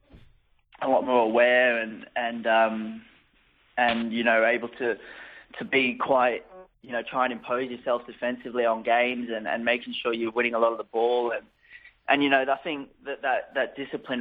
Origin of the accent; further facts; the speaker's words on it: Australia; also born or lived in United Kingdom; now in Austria; I am Australian